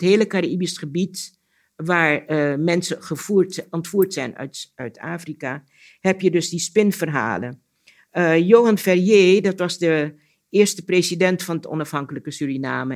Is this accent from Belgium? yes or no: no; Curaçao; moved away; Curaçao is toch het eiland waar ik ben geboren. En ons huis stond ook vlak bij de zee